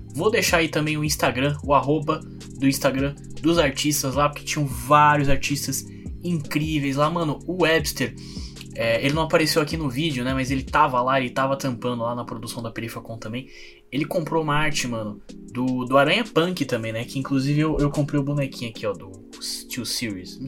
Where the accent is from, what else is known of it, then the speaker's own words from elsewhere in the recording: São Paulo, Brazil; eu sou de São Mateus, não Zona Leste de São Paulo